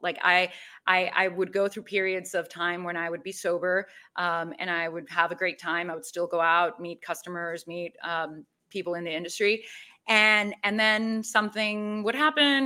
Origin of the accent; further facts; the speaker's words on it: Mexico City, Mexico; I am originally from Mexico City.